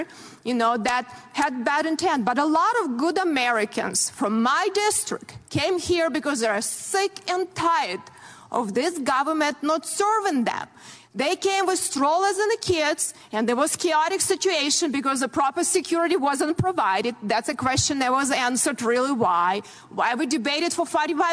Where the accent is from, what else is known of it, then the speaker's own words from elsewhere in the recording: Ukraine; now in United States; I grew up in very similar country, Ukraine now